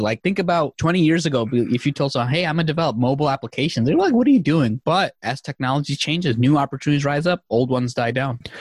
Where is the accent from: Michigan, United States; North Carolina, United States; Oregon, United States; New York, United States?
New York, United States; New York City; also born or lived in Bangladesh; I came here when I was three years old